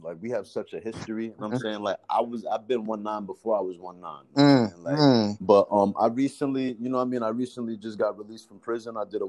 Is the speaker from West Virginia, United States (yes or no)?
no; Rockland County, New York, United States; I'm from Rockland County, New York.